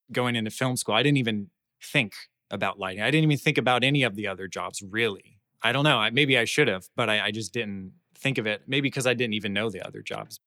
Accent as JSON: {"language": "English", "town": "Orlando", "region": "Florida", "country": "United States", "tie": "born or raised there", "said": "I'm from Florida. I grew up in Orlando. Um, grew up in Orlando all my life."}